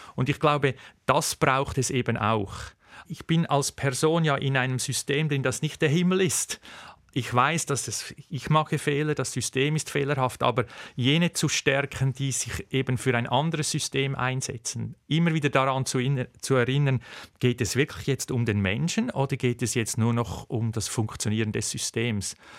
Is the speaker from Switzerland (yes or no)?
yes; Switzerland; bei uns in der Schweiz